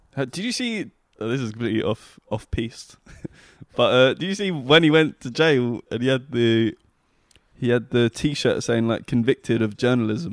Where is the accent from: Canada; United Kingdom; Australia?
United Kingdom; Scotland; I am a Scot